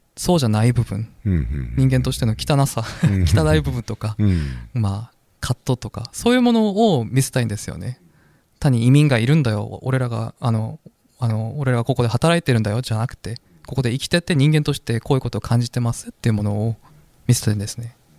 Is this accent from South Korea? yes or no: yes; South Korea; Japanese is a second language; moved away as an adult; now in Japan; 韓国の受験戦争って いうものに、まあなれなかったっていうかどうしてもそれには乗れなかった